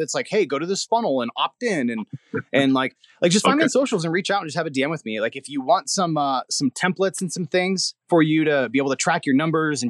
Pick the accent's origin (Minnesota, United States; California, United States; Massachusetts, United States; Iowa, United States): California, United States; Hemet; I'm growing up in Hemet, super poor